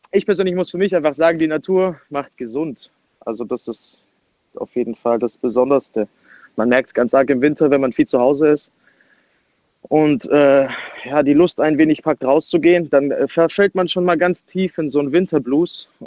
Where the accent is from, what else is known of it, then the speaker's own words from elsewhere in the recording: Baden-Württemberg, Germany; ich komme aus der Nähe von Stuttgart.